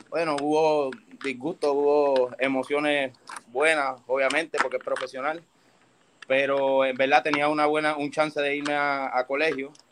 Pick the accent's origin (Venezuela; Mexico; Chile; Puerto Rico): Puerto Rico; Bayamón; also born or lived in Toa Alta; soy de Bayamón, nacido y criado en Bayamón